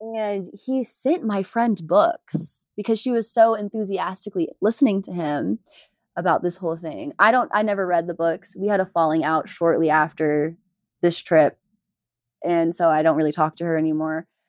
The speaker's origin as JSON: {"language": "English", "town": "Houston", "region": "Texas", "country": "United States", "said": "I'm from Houston"}